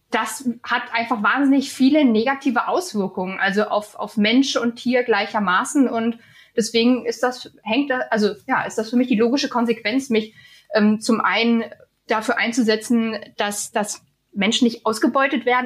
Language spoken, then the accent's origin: German; East Germany, Germany; dieses Vorurteil habe ich als Ossi im Westen auch sehr zu spüren bekommen